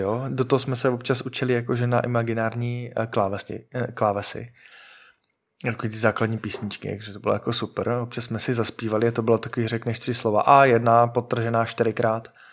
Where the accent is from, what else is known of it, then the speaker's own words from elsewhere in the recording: Moravia, Czechia; jsme Moraváci a jsme na Moravě